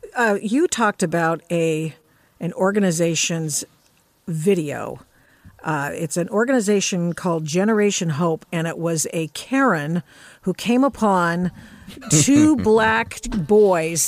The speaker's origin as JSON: {"language": "English", "town": "Portland", "region": "Oregon", "country": "United States", "tie": "born or raised there", "said": "Portland, Oregon, my hometown"}